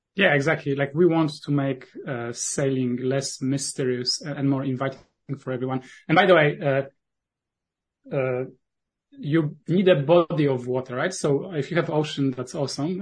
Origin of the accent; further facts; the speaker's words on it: Poland; accent: Polish; first language Polish; English is a second language; my native language is polish